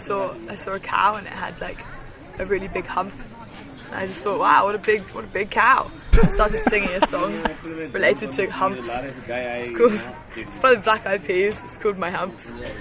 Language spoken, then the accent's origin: English; England, United Kingdom; I'm from England.